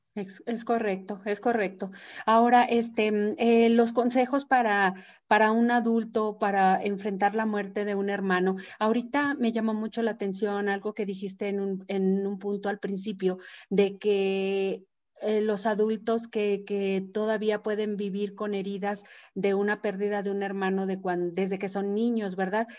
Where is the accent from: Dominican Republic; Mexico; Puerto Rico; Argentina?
Mexico; la cultura que tenemos nosotros mexicanos